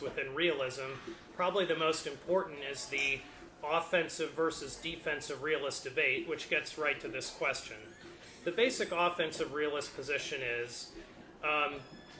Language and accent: English; United States